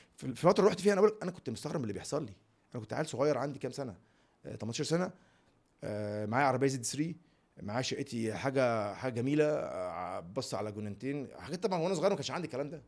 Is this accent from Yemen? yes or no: no; Egypt; أنا مصري